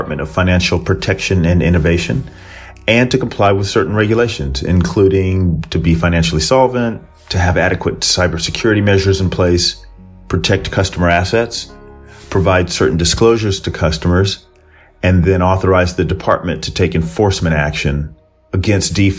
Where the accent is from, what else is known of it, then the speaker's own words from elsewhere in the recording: California, United States; moved away as an adult; now in United Kingdom; my home state of California. So even though I've lived in the UK for the past 20 years